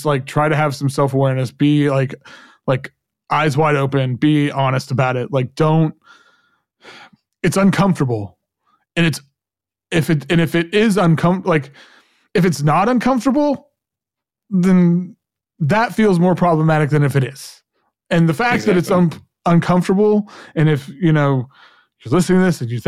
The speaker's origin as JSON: {"language": "English", "region": "Oklahoma", "country": "United States", "tie": "born or raised there", "said": "growing up in Oklahoma, you know, in a very right-wing conservative environment"}